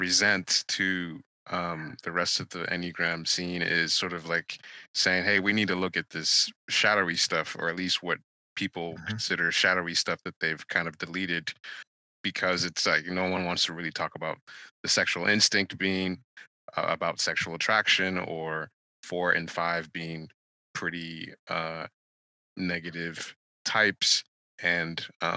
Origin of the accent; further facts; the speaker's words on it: Nigeria; moved away; I'm Nigerian. I was born in Nigeria